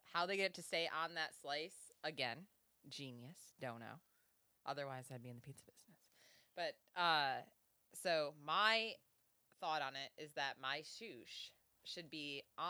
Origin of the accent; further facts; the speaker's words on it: New York, United States; we're from New York